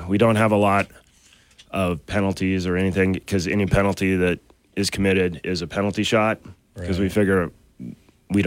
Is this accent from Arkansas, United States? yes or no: no; Great Falls, Montana, United States; now in Missoula, United States; we're both from Great Falls originally, and we grew up and we used to go watch the Guns and Hoses hockey game in Great Falls